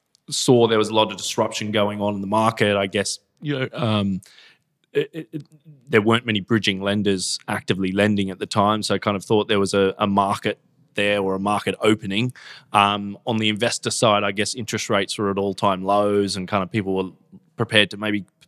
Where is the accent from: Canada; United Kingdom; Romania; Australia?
Australia; I'm an Aussie, come from Australia, was originally a lawyer in Australia, real estate lawyer there